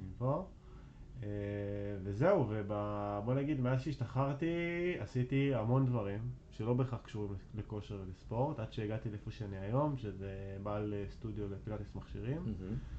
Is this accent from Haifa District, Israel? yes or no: no; Arad, Southern District, Israel; moved away as an adult; also born or lived in Tel Aviv / Jerusalem; now in Rosh HaAyin, Israel; אני גר בראש העין, ובמקור אני בכלל מערד